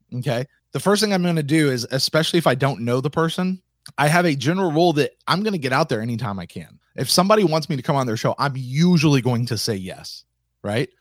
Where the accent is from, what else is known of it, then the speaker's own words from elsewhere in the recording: the South, United States; I was raised in the South